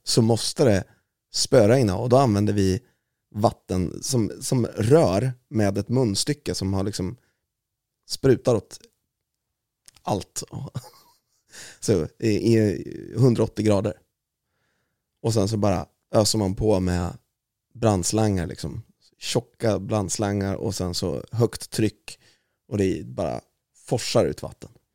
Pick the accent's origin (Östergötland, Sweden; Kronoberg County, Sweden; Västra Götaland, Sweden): Östergötland, Sweden; Valdemarsvik; accent: östgötska; jag är född i Östersund, men jag är uppvuxen i Valdemarsvik